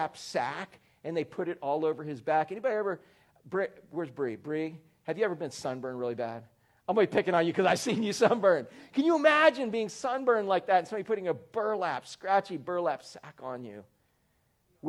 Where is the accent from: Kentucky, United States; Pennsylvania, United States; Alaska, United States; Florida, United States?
Florida, United States; Orlando; I was growing up in Orlando